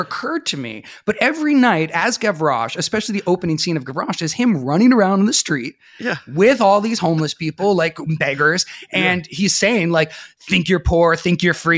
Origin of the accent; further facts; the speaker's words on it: Sebastopol, California, United States; I grew up outside of Sebastopol, California in Sonoma County, out in the Redwoods